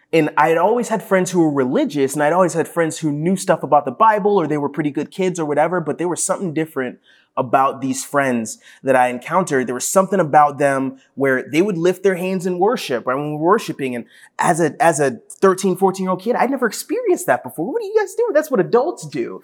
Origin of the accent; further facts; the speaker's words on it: Ashburn, Virginia, United States; growing up in Ashburn